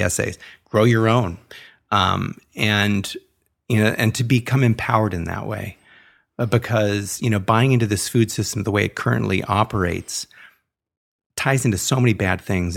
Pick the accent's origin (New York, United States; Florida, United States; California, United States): California, United States; Los Angeles; growing up in the Hollywood Hills